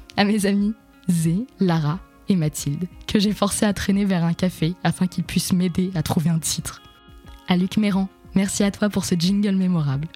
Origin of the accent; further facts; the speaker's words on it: Le Mans, Pays de la Loire, France; now in Paris, France; Je suis née au Mans, dans le département de la Sarthe, et de parents d'origine syrienne